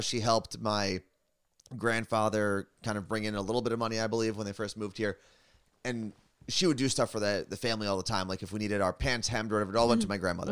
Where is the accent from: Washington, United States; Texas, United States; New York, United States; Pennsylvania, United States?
New York, United States; growing up in New York